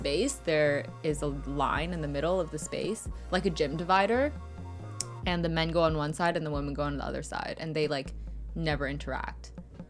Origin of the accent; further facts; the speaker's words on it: Markham, Ontario, Canada; I'm from Markham.